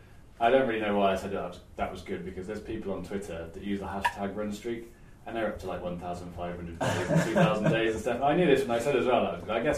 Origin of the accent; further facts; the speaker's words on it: Gloucester, South West England, United Kingdom; So I'm from Gloucester originally